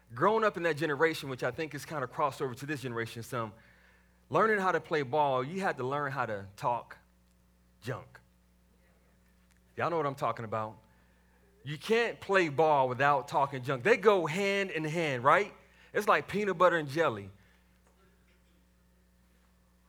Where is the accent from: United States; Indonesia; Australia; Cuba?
United States; Waco, Texas; moved away; I grew up in the south side of Waco, Texas